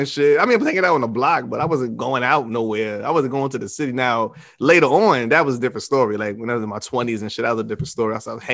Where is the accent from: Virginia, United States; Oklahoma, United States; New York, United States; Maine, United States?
New York, United States; I grew up in New York.